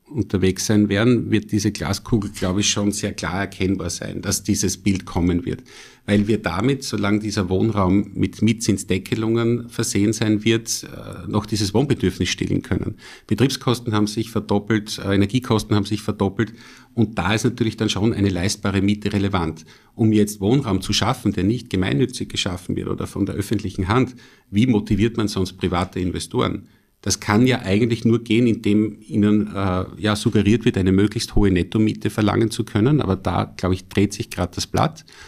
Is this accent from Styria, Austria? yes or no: yes; Styria, Austria; als Steirer